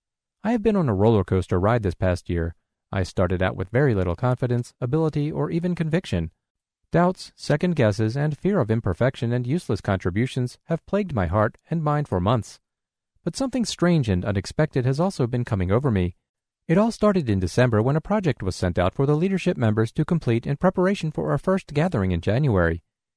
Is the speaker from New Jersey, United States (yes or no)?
no; New York, United States; I'm from New York, but I'm currently in training at the Louisiana Center for the Blind.